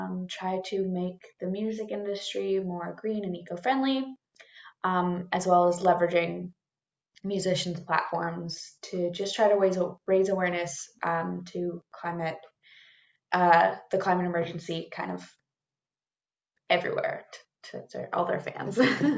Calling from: Toronto, Ontario, Canada; I'm coming from Toronto, or Treaty 13

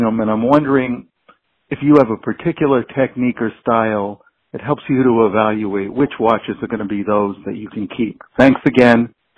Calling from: Massachusetts, United States; I'm calling from Massachusetts.

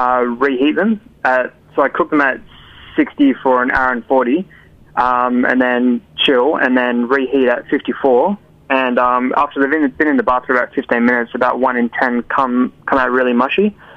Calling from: Perth, Western Australia, Australia; I'm calling from Perth, Australia.

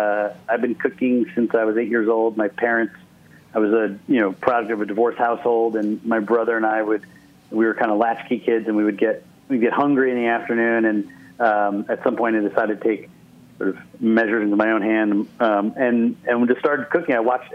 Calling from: Ojai, California, United States; also born or lived in New York; I'm in Ojai, California right now, up about an hour and a half north of L.A. It's where I lived. I moved out here about a year ago. It was a change of venue and change of pace from the hustle and bustle in New York, so.

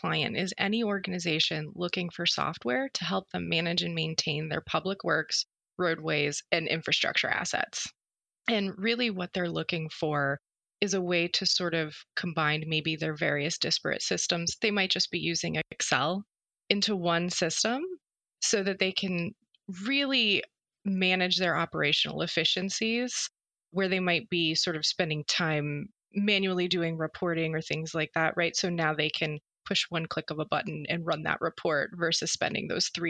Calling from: Philadelphia, Pennsylvania, United States; I am joining you from Philadelphia, Pennsylvania, and it's quite nice here today.

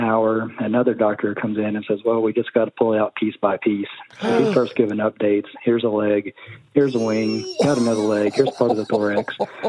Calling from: Little Rock, Arkansas, United States; also born or lived in San Diego; I'm calling from Little Rock, Arkansas.

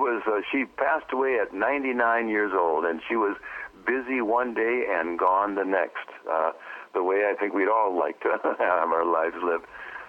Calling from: Pacific Northwest, United States; I'm here in the Pacific Northwest, about 15 miles south of Canada and 6 miles in from the water.

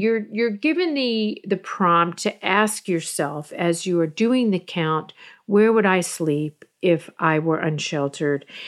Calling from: Fort Lauderdale, Florida, United States; I'm calling from Fort Lauderdale, Florida

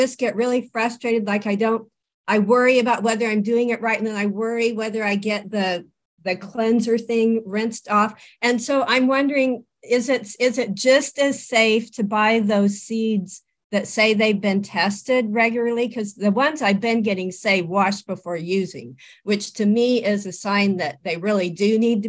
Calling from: Santa Rosa, California, United States; I'm from Santa Rosa, California, and I got your book and a sprouting kit after hearing you speak about a year ago.

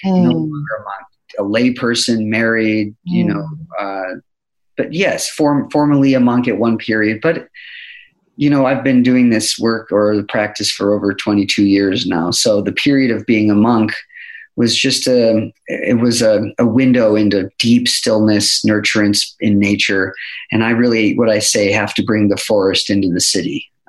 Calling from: Boise, Idaho, United States; I'm checking in from pretty sunny Boise, Idaho.

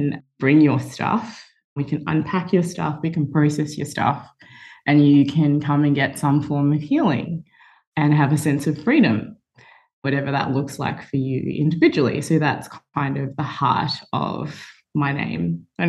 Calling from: Melbourne, Victoria, Australia; I'm joining from Melbourne.

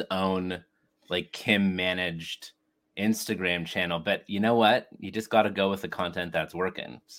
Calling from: Toronto, Ontario, Canada; Uh, and I'm joining you from Toronto, Canada. Snowy, snowy Toronto, Canada.

